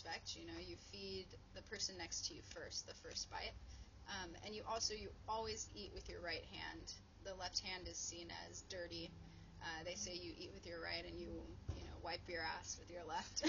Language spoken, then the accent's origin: English; United States; And I would say, yeah, I identify as Ethiopian American.